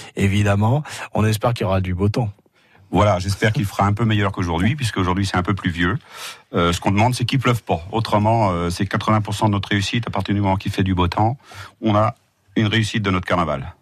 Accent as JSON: {"language": "French", "town": "Argentré-du-Plessis", "region": "Brittany", "country": "France", "tie": "born or raised there", "lives_now": "Vitré, France", "said": "J'habite à Vitré depuis 39 ans. Mmh. Je ne suis pas né à Vitré, je suis né à argentré du plessis"}